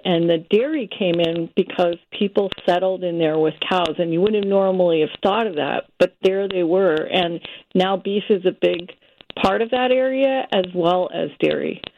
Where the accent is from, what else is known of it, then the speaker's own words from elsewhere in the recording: San Francisco, California, United States; I grew up in the Bay Area, San Francisco